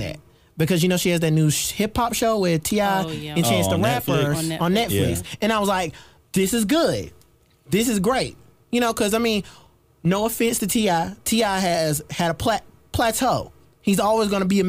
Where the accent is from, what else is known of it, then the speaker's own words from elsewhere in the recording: South Carolina, United States; I'm not a New Yorker at all. Hearts of South Carolina